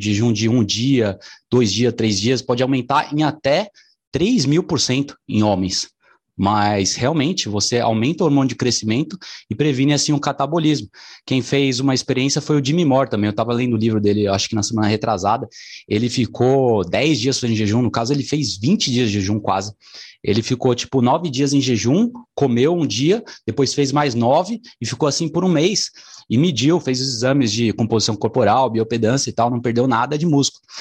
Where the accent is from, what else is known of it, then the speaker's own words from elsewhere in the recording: São Paulo, Brazil; Eu sou aqui de São Paulo